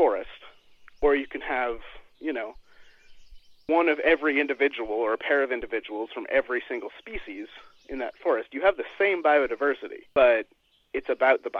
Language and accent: English; Cortes Island, British Columbia, Canada; growing up in Cortez invariably gave me a background where I am comfortable in the outdoors